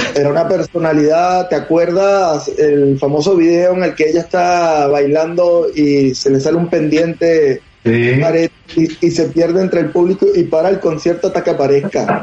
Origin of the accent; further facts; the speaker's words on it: Venezuela; also born or lived in Madrid, Spain; now in Houston, United States; soy de Venezuela, pero viví oh. mucho tiempo en Madrid y y luego me vine acá